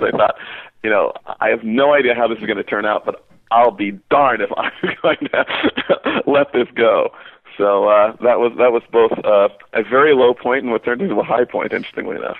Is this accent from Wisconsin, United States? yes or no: no; New York City, New York, United States; moved away; also born or lived in northern New Jersey; I was born in New York City in Manhattan and uh, grew up in Queens, borough of New York.